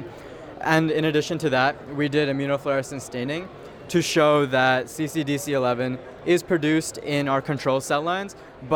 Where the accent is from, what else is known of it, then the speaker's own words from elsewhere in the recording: Dix Hills, New York, United States; I'm from Dix Hills, New York